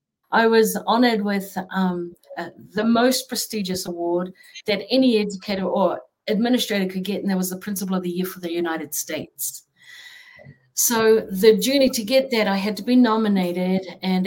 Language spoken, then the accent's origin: English; New Zealand; moved away; I was from New Zealand and the sister city was Auckland.